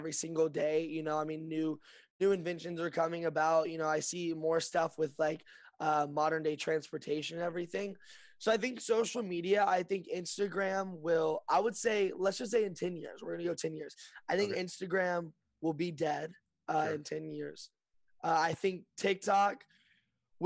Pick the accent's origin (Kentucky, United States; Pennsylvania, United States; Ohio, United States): Kentucky, United States; Lexington; moved away as an adult; now in Burbank, United States; I'm born and raised in Lexington, Kentucky, and I just moved to Burbank